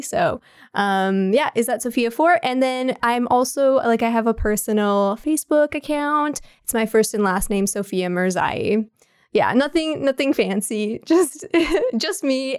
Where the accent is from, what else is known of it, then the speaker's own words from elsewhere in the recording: Ottawa, Ontario, Canada; I was born and raised in Ottawa, so, and I never left the city ever